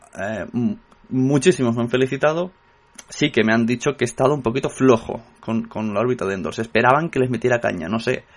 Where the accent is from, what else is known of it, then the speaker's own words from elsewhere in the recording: Catalonia, Spain; soy catalán